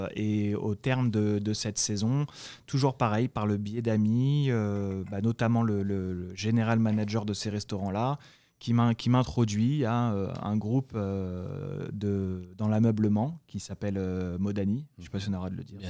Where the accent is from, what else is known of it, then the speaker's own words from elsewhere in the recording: France; accent: French; moved away as an adult; now in United States; mon accent français